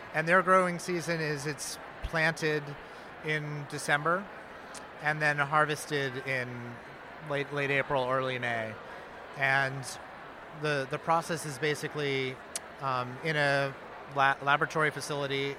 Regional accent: Maine, United States; now in New York City, United States; I'm from Maine originally, and I was missing Maine so much

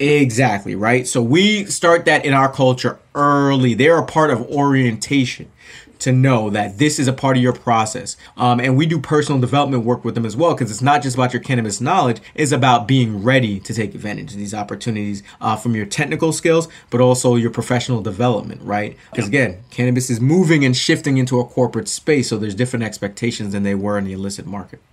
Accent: New Jersey, United States; moved away; I grew up in New Jersey, actually, right outside the New York area. So I grew up 10 yeah. minutes from Manhattan.

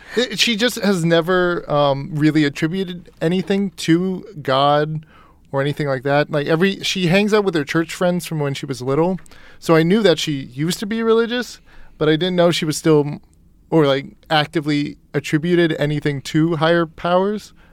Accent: East Coast, United States; moved away; I grew up on the East Coast

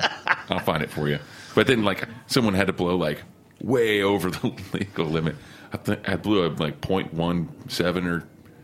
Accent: Oklahoma, United States; also born or lived in Austin, Texas; now in New York, United States; So I'm from Oklahoma. A lot of people know that. But I spent a lot of my life in Austin

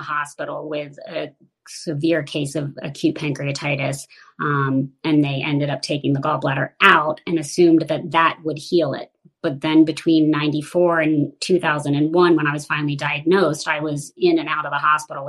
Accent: Washington, District of Columbia, United States; I grew up primarily in the Washington, D.C. area

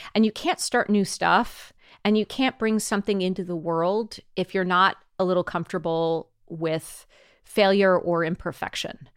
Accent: Cupertino, California, United States; I was born in Cupertino in the seventies, grew up in Cupertino in the eighties

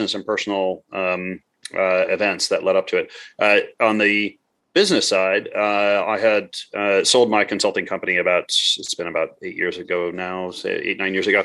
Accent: Midwest, United States; moved away as an adult; also born or lived in Montreal; I grew up in the Midwest

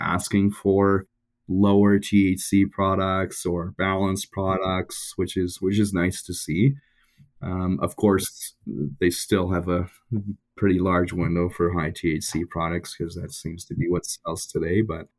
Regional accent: Ontario, Canada; Yeah, I'm originally from Ontario.

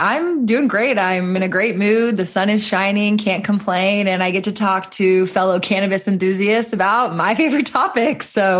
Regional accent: Austin, Texas, United States; I am based in Austin, Texas, which for anybody who's tracking cannabis at a federal level, we are one of the slower states to market, but it's my home state. I was born and raised here. And so I'm very diehard Texan

